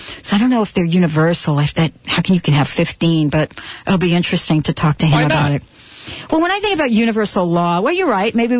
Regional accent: New York, United States; we grew up in New York

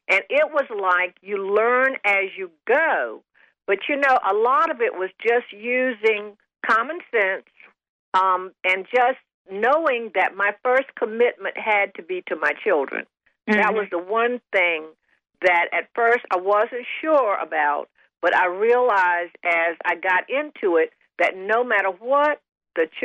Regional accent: the South, United States; Because, see, growing up in the South, you didn't put your grandmothers in nursing homes.

